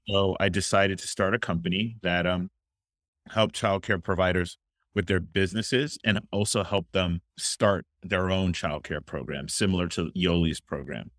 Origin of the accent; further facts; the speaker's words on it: Miami, Florida, United States; I'm originally from Miami, Florida